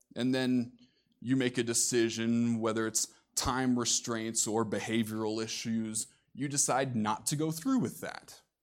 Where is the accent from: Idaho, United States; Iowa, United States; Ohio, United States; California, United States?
Iowa, United States; Coming from the Midwest myself, being born and raised in Iowa